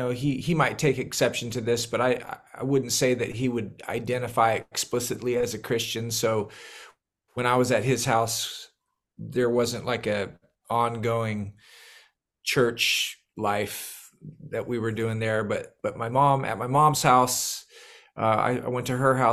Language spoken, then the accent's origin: English; Northern California, United States; moved away as an adult; now in North Carolina, United States; I'm originally from Northern California, but my wife and I, we moved to the East Coast in the late 90s and landed in North Carolina